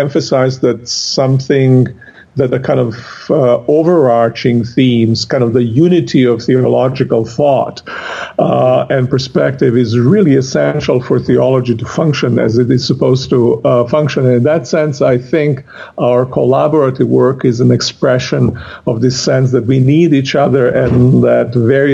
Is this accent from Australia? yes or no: no; Croatia; now in Connecticut, United States; Originally from Croatia